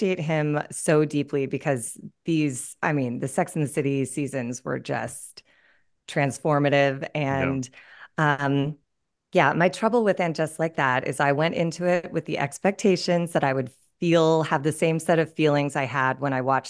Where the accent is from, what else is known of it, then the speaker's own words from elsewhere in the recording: Pasadena, California, United States; moved away; also born or lived in New York; I grew up in Pasadena, California, but in the 80s